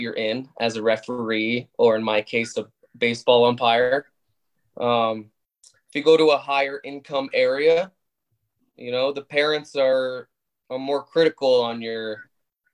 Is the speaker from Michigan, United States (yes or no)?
no; Arizona, United States; also born or lived in Canada; I'm Canadian born. But you could say American bred. I moved to the States when I was 8. So moving from hockey as a main sport to baseball in Arizona